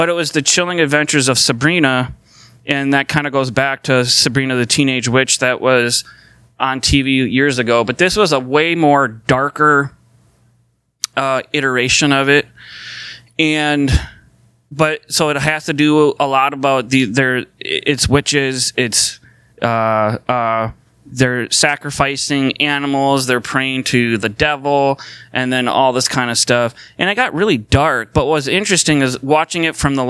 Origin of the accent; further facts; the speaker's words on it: St. Paul, Minnesota, United States; I was born in St. Paul. So that makes me a Minnesotan, because I was born here in Minnesota and I live here.